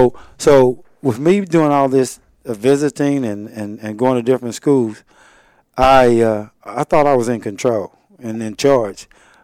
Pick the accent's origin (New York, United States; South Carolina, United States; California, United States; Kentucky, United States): Kentucky, United States; Winchester; I'm from Winchester, Kentucky.